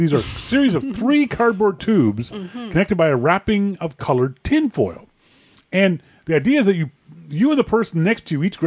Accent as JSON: {"language": "English", "country": "Canada", "said": "I'm Canadian"}